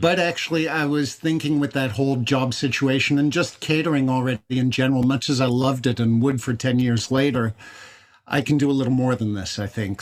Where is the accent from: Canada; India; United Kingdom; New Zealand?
Canada; I'm I'm Irish Canadian